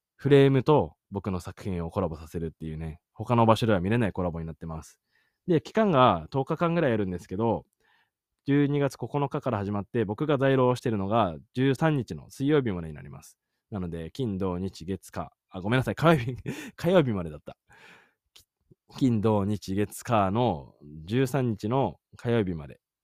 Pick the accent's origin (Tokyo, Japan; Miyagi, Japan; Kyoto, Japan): Miyagi, Japan; Sendai; now in Yakushima, Japan; 仙台のね、地元に戻っても